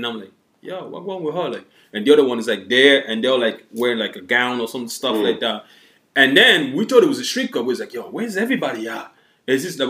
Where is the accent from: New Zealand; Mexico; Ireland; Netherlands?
Ireland; They were like, you guys are from US? We're like, nah, fam, we're from Ireland.